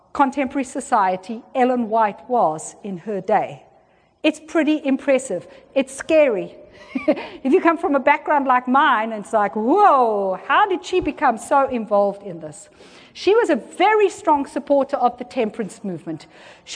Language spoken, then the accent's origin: English; South Africa; I was born in South Africa and I grew up in South Africa at the height of apartheid.